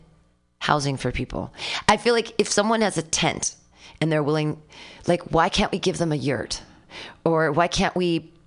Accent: Danville, United States; I grew up in Danville, which is a very wealthy community

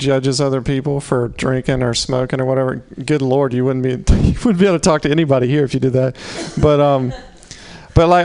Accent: the South, United States; moved away; I'm from the South

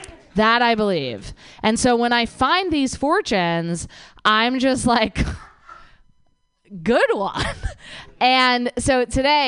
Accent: New Jersey, United States; I am from New Jersey.

